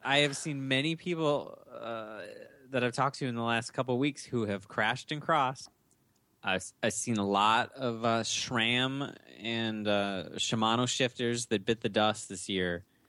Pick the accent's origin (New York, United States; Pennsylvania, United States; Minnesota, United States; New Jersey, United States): Minnesota, United States; We're all born and bred in Minnesota.